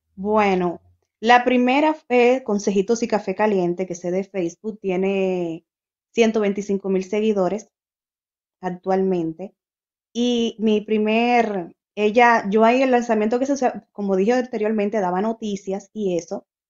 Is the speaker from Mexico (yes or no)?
no; Dominican Republic; moved away as an adult; also born or lived in Santo Domingo; now in Spain; la primera página que creé fue estando en Santo Domingo